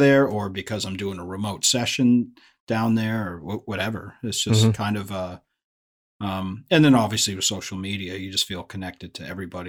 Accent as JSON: {"language": "English", "town": "Phoenix", "region": "Arizona", "country": "United States", "tie": "born or raised there", "also_born_or_lived": "Boston", "lives_now": "Los Angeles, United States", "said": "Up until I was like 11, but I was born in Boston, you know? So, so I do have this kind of back and forth West Coast, East Coast thing. And now my family all miraculously all moved back to Phoenix when I moved to LA 20 years ago."}